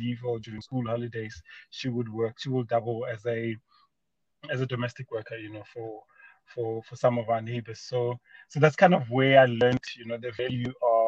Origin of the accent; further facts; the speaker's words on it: Mokopane, Limpopo, South Africa; I was born in a small mining town of Mokopane, formerly known as Potgietersrus in Limpopo.